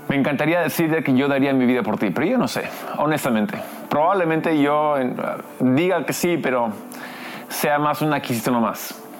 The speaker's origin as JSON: {"language": "Spanish", "region": "Lima", "country": "Peru", "tie": "born or raised there", "also_born_or_lived": "United States", "said": "De hecho, soy americano, gringo, pero crecí aquí en Lima, entonces tengo esa cultura."}